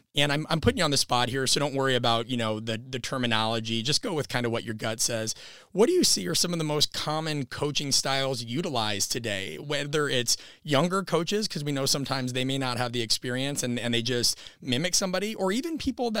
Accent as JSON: {"language": "English", "region": "Midwest", "country": "United States", "tie": "born or raised there"}